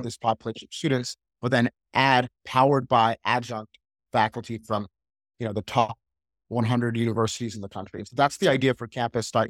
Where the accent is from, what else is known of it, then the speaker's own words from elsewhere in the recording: Atlanta, Georgia, United States; I was born and raised, uh, in Atlanta, Georgia